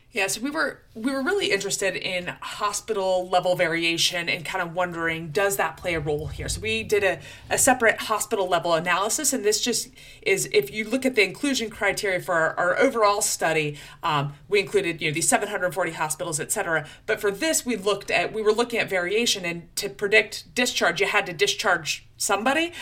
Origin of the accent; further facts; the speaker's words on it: Florida Panhandle, United States; accent: Georgia; moved away; also born or lived in Chapel Hill, North Carolina; They call it the Redneck Riviera, the Panhandle of Florida, right over by Alabama